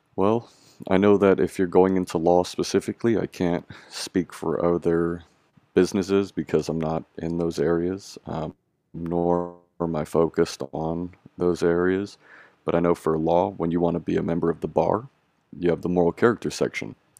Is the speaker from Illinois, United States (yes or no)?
no; Bay Area, California, United States; I am 28 years old and I grew up in the Bay Area in California